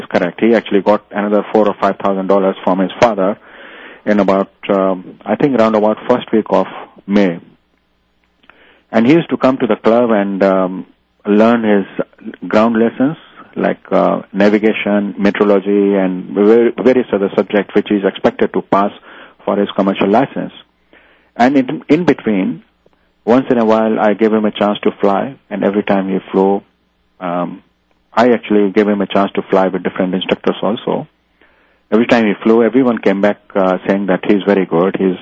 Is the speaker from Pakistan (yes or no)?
no; India; now in New Zealand; I come from India